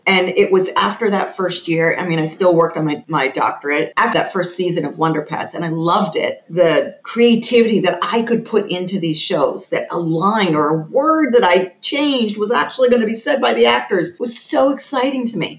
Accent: United States; I'm very American. I was born and raised in America.

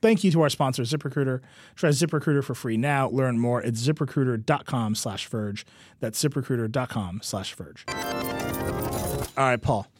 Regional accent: Mount Pleasant, Wisconsin, United States; moved away; Mount Pleasant, my hometown

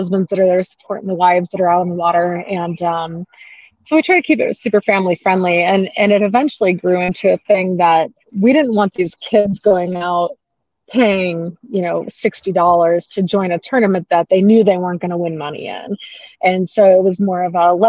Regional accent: Phoenix, Arizona, United States; moved away as an adult; also born or lived in Utah; now in Sandy, Utah, United States; I'm a Phoenix native, I should say. I grew up in Arizona

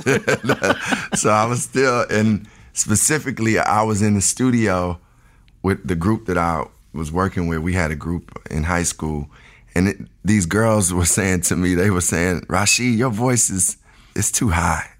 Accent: Chicago, Illinois, United States; I was born and raised in Chicago, the south side of Chicago

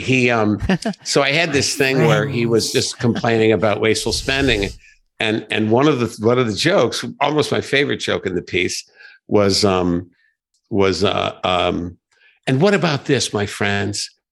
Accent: Joliet, Illinois, United States; i grew up in Joliet

